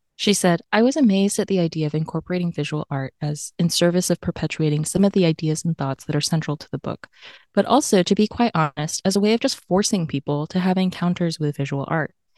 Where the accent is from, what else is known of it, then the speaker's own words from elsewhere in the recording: Tennessee, United States; accent: AAVE adjacent; I grew up in Tennessee, so there's, like, part of my speech that's, like, a little bit, like, A A V E adjacent